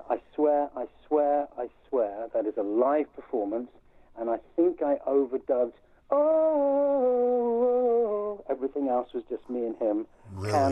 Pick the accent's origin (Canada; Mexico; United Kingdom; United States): United Kingdom; England; now in Hastings, United Kingdom; I was born in the 50s, wasn't I? I'm an Englishman born in the 50s.